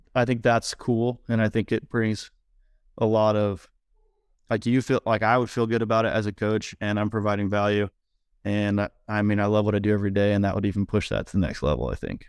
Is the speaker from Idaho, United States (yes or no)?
yes; Idaho, United States; finally moved back to my hometown in Idaho